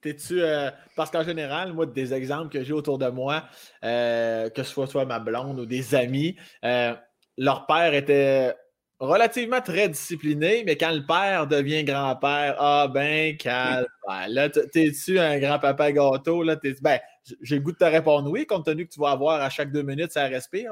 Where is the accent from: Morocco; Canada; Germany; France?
Canada; Laurier-Station, Quebec; je viens de Laurier Station, dans la région de Binière, ah, à une demi-heure de Québec